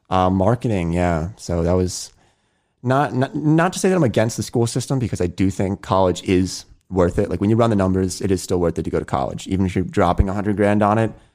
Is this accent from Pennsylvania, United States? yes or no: yes; Pennsylvania, United States; I'm born and raised in Pennsylvania, so uh, I have my hometown friends